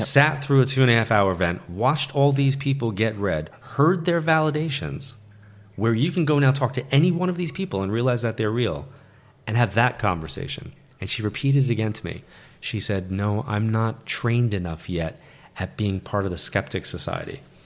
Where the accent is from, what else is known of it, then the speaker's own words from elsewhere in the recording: New York, United States; Being a New Yorker and being in L